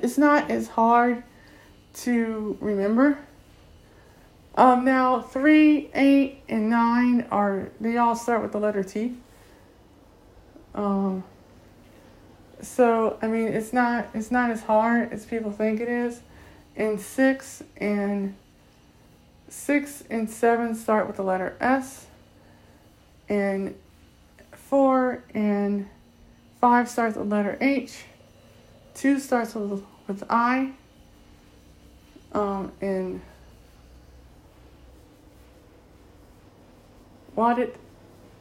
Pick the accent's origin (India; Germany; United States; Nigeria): United States; Akron, Ohio; first language English; I'm from Akron, Ohio, here in Akron, Ohio